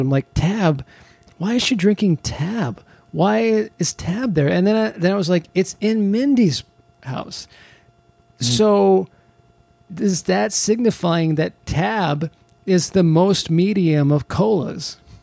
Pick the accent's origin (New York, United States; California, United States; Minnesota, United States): California, United States; I grew up in California